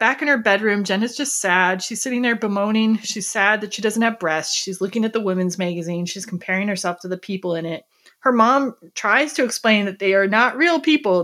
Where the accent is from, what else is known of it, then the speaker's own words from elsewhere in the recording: Wisconsin, United States; since we're from Wisconsin